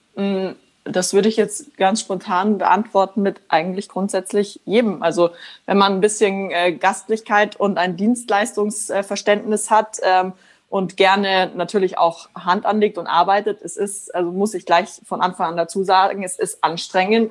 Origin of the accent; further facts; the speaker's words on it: Germany; bei uns in Deutschland